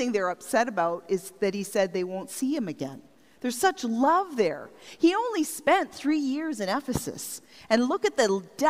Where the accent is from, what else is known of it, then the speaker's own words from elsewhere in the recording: Strathroy, Ontario, Canada; moved away; I grew up in Strathroy, by the way, but since leaving home, I've been part of 6 different communities